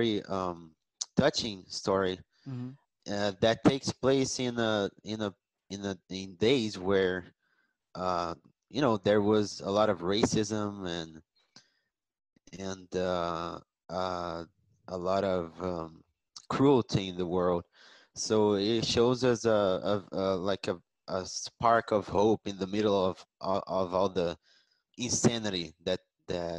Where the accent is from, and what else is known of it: Rio de Janeiro, Brazil; moved away as an adult